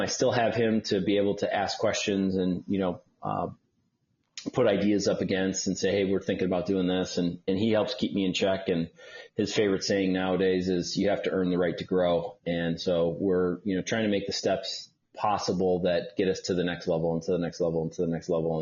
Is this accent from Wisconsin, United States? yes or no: yes; Milwaukee, Wisconsin, United States; moved away as an adult; also born or lived in Detroit, Michigan / Los Angeles, California; now in Atlanta, United States; my parents moved to Milwaukee, Wisconsin. So I lived uh, pretty much most of my life in Milwaukee